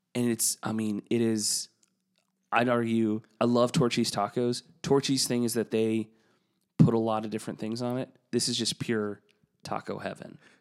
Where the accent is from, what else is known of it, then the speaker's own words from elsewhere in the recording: Texas, United States; moved away as an adult; also born or lived in Saint Louis; to have been from Texas and to move north